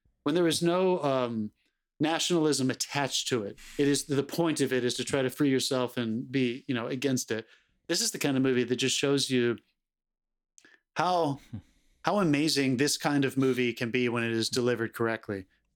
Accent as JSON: {"language": "English", "country": "United States", "said": "as an American who is three generations removed from this time period"}